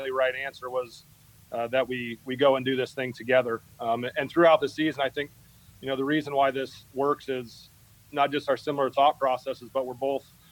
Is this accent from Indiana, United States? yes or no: no; Schleswig, Iowa, United States; growing up in Schleswig, Iowa